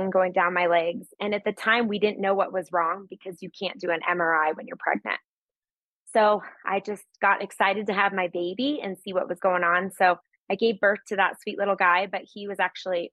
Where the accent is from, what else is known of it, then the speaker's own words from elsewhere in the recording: Littleton, Colorado, United States; I grew up in Littleton, Colorado. So I'm a Colorado native